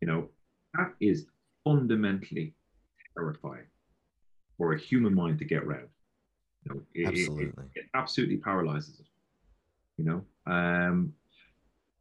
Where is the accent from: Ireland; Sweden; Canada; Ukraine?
Ireland; Galway, Connacht; I'm from Galway, and that's our throwaway phrase. At least it was when I grew up